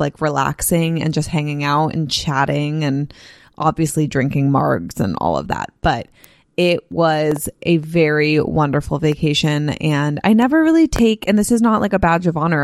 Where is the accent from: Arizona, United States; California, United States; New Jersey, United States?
California, United States; also born or lived in Nashville, Tennessee; I grew up in California. I've lived in California for, uh, every year of my, for twenty-six years total of my life, 'cause I only lived in Tennessee and Nashville for four